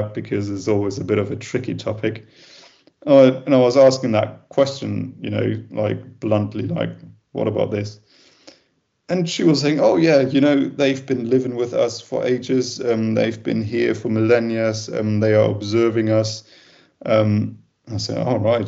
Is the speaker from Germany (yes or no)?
yes; Germany; I'm from Germany.